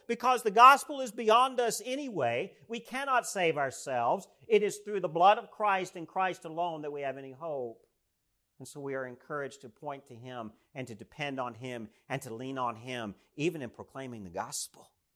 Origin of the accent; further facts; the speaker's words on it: East Tennessee, United States; moved away; So I grew up in East Tennessee. I grew up in the Southern Appalachians.